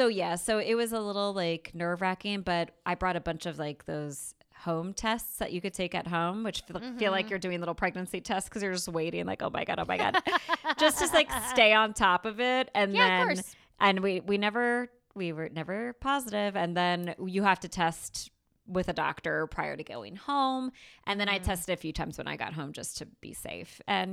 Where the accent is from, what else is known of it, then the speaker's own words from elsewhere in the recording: New York, United States; So I went to my homeland, my people's homeland of Italy, and now my home state of New York.